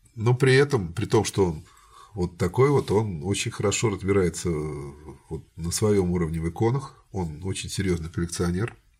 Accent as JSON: {"language": "Russian", "town": "Samara", "region": "Samara Oblast", "country": "Russia", "said": "я, как самарец, считаю ее своей"}